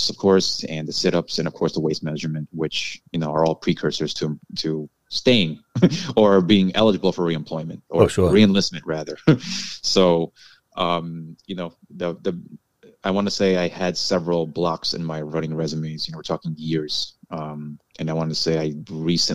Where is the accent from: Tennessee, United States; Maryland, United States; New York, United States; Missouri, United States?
New York, United States; New York City; also born or lived in Hawaii / California; I was born in Queens, New York. I lived in Hawaii and California, and because of my family relocating for jobs, we came back to New York around late 80s or early 90s